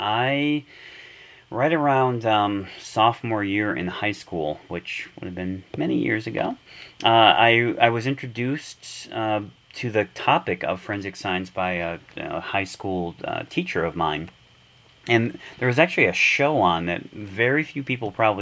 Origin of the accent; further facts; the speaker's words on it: Detroit, Michigan, United States; moved away as an adult; also born or lived in Minnesota; I grew up in Michigan, in Detroit.